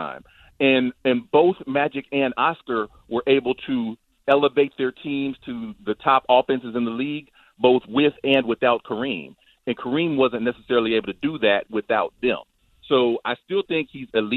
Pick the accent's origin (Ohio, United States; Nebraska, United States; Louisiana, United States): Ohio, United States; Dayton; I'm from Dayton, Ohio